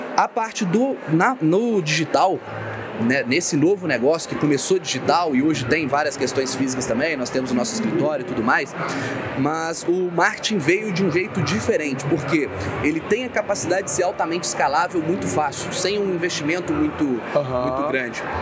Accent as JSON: {"language": "Portuguese", "town": "Ubá", "region": "Minas Gerais", "country": "Brazil", "tie": "born or raised there", "moved": "as an adult", "lives_now": "Juiz de Fora, Brazil", "said": "na minha cidade natal, eu sou de Ubá, Minas Gerais"}